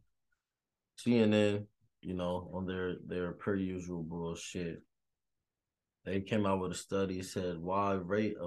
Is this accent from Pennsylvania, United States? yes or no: no; Las Vegas, Nevada, United States; moved away; I grew up in Las Vegas